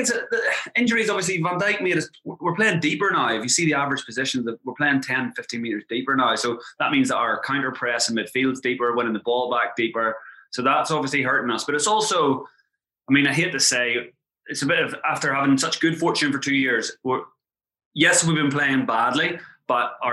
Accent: Ireland; accent: Irish; moved away as an adult; also born or lived in England; now in Thailand; obviously, I'm Irish. You can hear from my accent

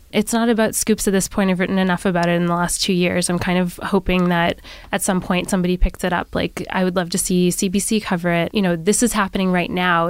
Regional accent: Nova Scotia, Canada; my hometown.

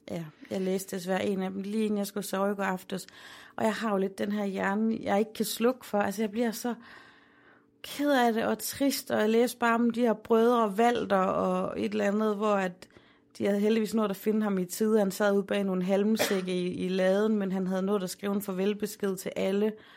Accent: Aarhus, Central Denmark Region, Denmark; Holme, hvor jeg er opvokset

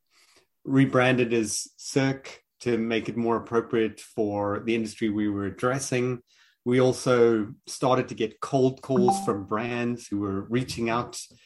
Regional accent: Pretoria, Gauteng, South Africa; accent: South African; also born or lived in Johannesburg / Cape Town; From my accent, I am South African. I was born in Johannesburg, grew up in Pretoria, and then ultimately moved to Cape Town.

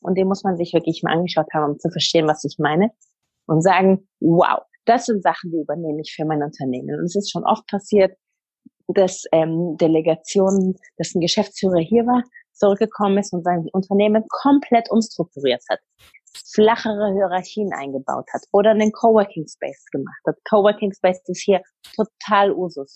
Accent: Munich, Bavaria, Germany; moved away as an adult; also born or lived in Berlin; now in Israel; Ich bin in München geboren und aufgewachsen

